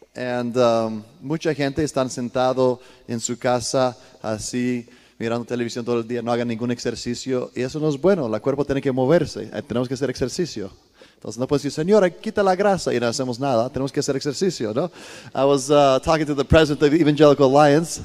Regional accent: Sparta, Peloponnese, Greece; also born or lived in Italy; now in Costa Rica; Yo soy griego, italiano, pero 100% cristiano

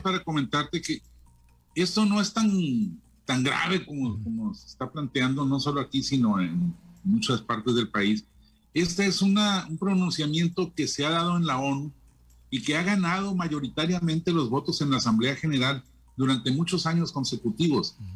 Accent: Mexico

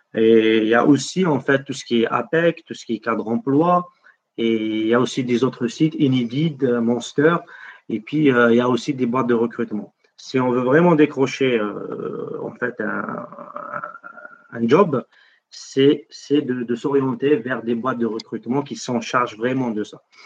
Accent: Algeria; moved away as an adult; now in France; je suis algérien

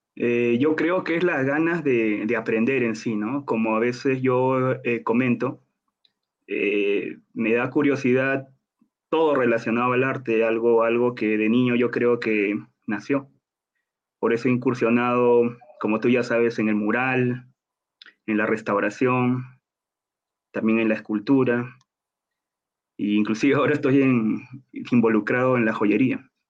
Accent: Lima, Peru; moved away as an adult; now in Bogotá, Colombia; yo soy de Lima, Perú

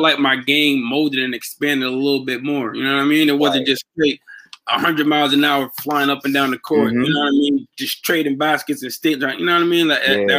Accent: Archdale, United States; I'm from Archdale, and growing up, like, Wednesday nights was like the old head nights.

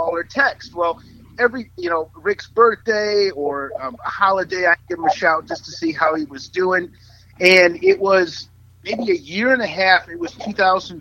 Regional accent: Detroit, Michigan, United States; moved away; I grew up in Detroit.

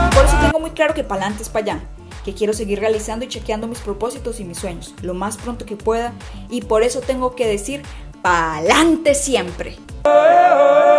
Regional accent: Casanare, Colombia; una mujer casanareña enamorada de su llano, de su gente y de su región

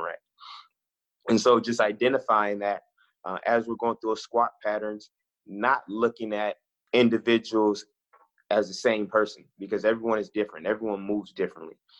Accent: Oakland, California, United States; moved away as an adult; also born or lived in Midwest / the South; I'm originally from Oakland, California, born and raised

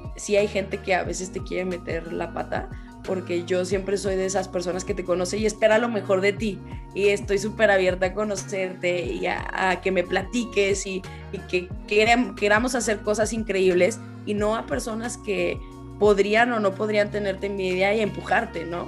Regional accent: Zacatecas, Mexico; moved away as an adult; also born or lived in Guadalajara / Canada; yo soy originaria de Zacatecas

